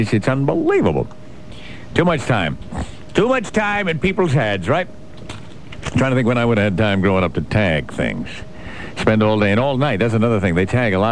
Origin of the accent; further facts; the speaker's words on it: Bronx, New York, United States; oh, sure, we did a little graffiti back when I was growing up in the Bronx